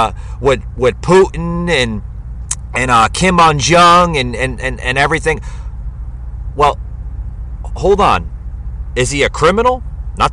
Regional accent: New York City, New York, United States; moved away

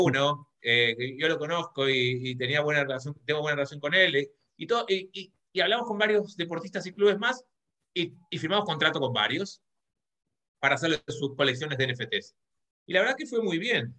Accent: Argentina; moved away as an adult; now in Spain; soy argentino, vivo en, en España hace 15 años

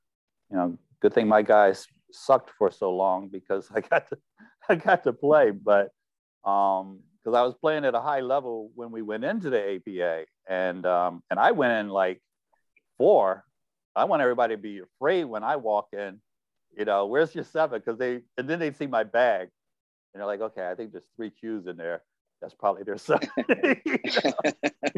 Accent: Philadelphia, Pennsylvania, United States; I grew up in North Philadelphia.

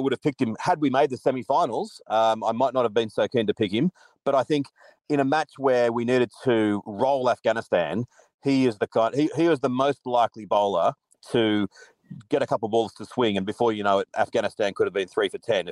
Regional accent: Australia

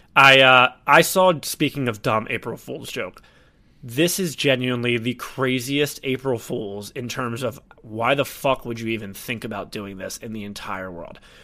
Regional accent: United States; I'm from America

